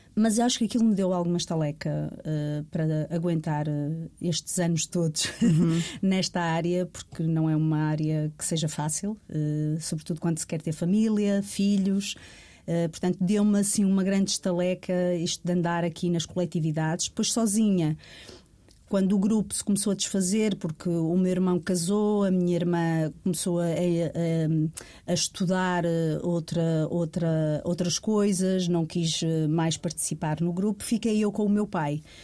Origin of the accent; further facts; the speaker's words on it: Rio Tinto, Porto District, Portugal; eu sou de Rio Tinto, do Porto